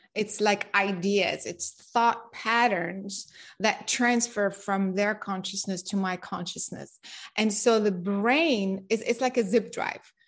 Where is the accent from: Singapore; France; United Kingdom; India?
France; moved away; also born or lived in Japan / United States / San Diego; I grew up in France